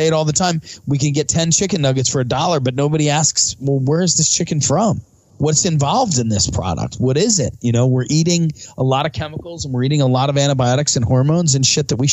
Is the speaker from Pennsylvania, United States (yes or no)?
yes; suburb of Philadelphia, Pennsylvania, United States; I live in a suburb of Philadelphia